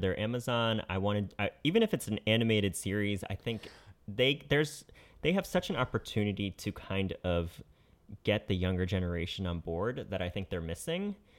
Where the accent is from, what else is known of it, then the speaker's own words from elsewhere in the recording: Connecticut, United States; I'm from Connecticut